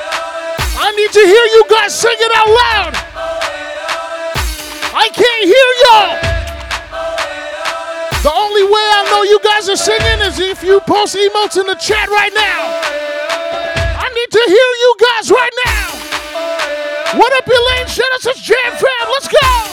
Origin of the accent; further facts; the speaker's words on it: Montreal, Quebec, Canada; I'm from Montreal, which is in Canada.